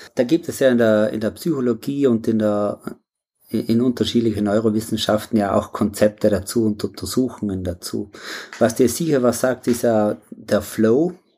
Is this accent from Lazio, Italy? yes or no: no; South Tyrol, Trentino-Alto Adige, Italy; Ja, ich komme aus Südtirol, da lebe ich auch und so direkt am Alpenhauptkamm im äh, Pflerstahl